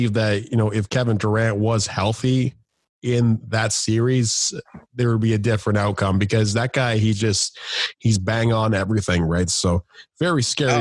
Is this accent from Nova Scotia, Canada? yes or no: no; Toronto, Ontario, Canada; I'm from the Toronto area